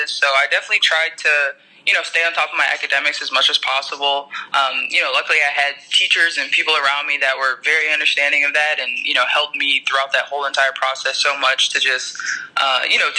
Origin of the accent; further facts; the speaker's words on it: Tennessee, United States; You know, I grew up around Pat Summitt in Tennessee.